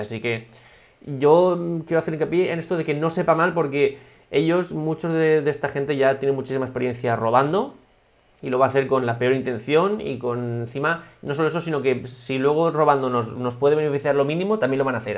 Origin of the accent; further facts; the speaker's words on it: Altea, Valencian Community, Spain; en el hashtag de Altea, en el hashtag de mi pueblo